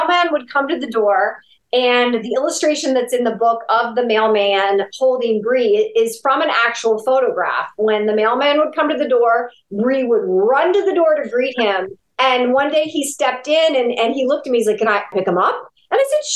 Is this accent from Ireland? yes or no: no; Ashtabula, Ohio, United States; my hometown of Ashtabula, Ohio